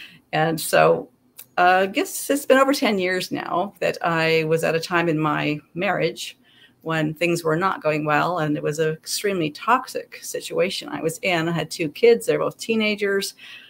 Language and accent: English; Canada; also born or lived in British Columbia / Alberta / Nebraska; and I'm Canadian, but I have lived in Nebraska. So basically when I was a kid, I lived... Born in a small town in BC, moved into a province into Alberta, down t